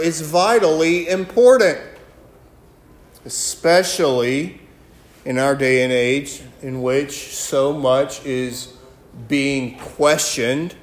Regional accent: Alabama, United States; moved away; also born or lived in Iraq; I'm from Alabama

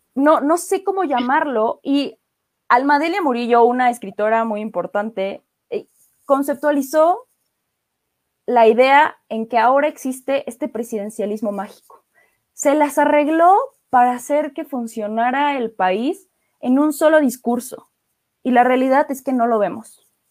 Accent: Mexico

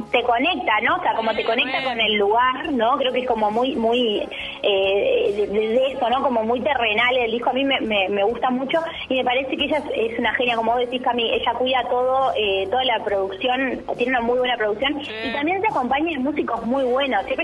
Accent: Rocha, Uruguay; now in Montevideo, Uruguay; pero quiero conectarme de alguna manera con Rocha, con mi, con mi pueblo natal, con mi lugar natal.

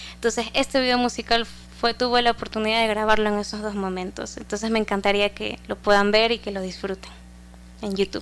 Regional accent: Guayaquil, Guayas, Ecuador; soy cantora de Guayaquil

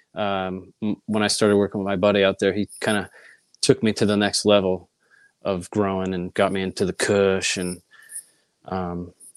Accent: Connecticut, United States; moved away as an adult; also born or lived in Boston / California; I grew up in Connecticut, small town

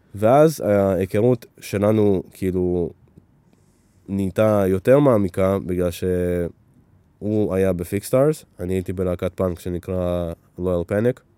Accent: Netanya, Central District, Israel; also born or lived in Ukraine; נולדתי באוקראינה, עלינו לפה ב- כשהייתי בן חמש, חמש וחצי, והשתכנו בנתניה

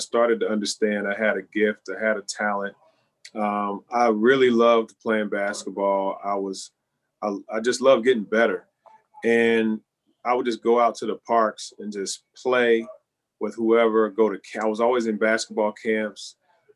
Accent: Louisville, Kentucky, United States; When I growing up in Louisville, my we went to a church in the west end of Louisville

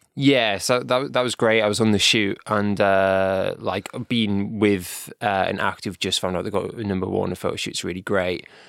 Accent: North East England, United Kingdom; I'm from North East

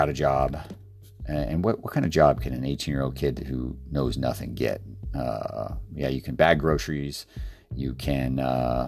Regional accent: Fairbanks, Alaska, United States; moved away as an adult; also born or lived in Idaho; As cool as it sounds to live there, it was freezing cold in Fairbanks, Alaska.

